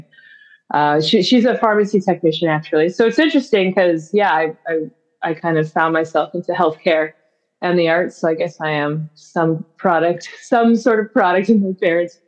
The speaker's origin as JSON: {"language": "English", "town": "Grimsby", "region": "Ontario", "country": "Canada", "tie": "born or raised there", "said": "I grew up in a small town called Grimsby, Ontario"}